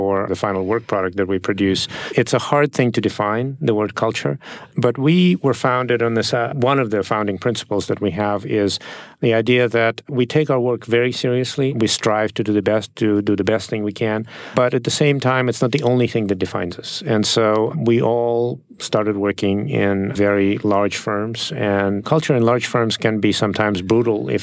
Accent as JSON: {"language": "English", "region": "Saint Petersburg", "country": "Russia", "tie": "born or raised there", "second_language": "English", "moved": "as an adult", "lives_now": "United States", "said": "I didn't grow up in this country. I grew up in Russia"}